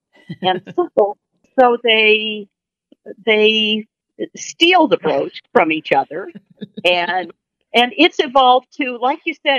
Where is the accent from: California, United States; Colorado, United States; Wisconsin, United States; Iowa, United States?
Iowa, United States; Oh, we're from Iowa.